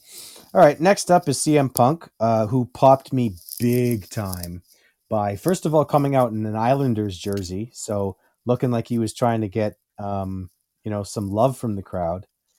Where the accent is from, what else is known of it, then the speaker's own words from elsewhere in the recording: Canada; as a Canadian and as a huge Bret Hart fan